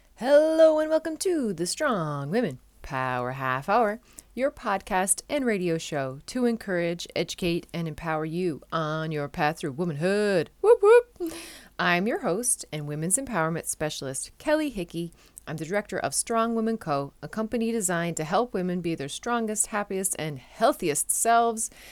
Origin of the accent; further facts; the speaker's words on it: Newfoundland and Labrador, Canada; now in Netherlands; I'm a Newfoundlander and Canadian coming to you from a city just south of Amsterdam in the Netherlands